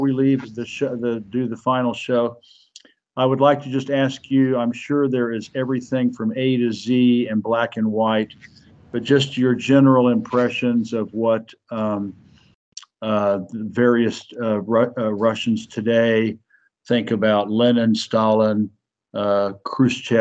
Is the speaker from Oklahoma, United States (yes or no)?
yes; Oklahoma, United States; moved away as an adult; now in China; I'm back in Oklahoma, my home state